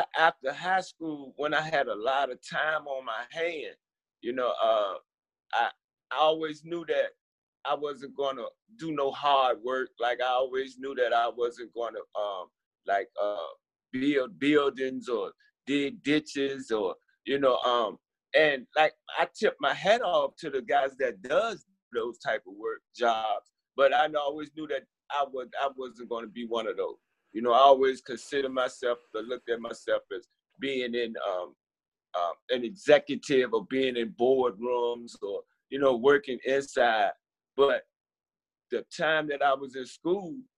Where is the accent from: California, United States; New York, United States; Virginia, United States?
Virginia, United States; Richmond; I was born and raised here in Richmond, Virginia